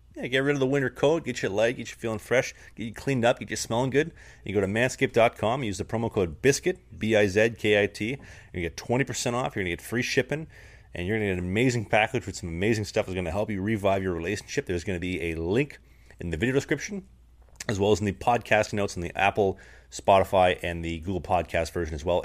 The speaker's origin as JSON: {"language": "English", "country": "Canada", "moved": "yes", "said": "I'm actually from Canada."}